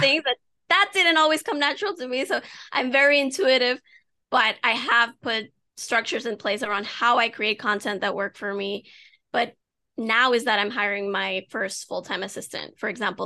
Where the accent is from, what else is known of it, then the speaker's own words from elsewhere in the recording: United States; I have Dominican parents, even though I was born in the States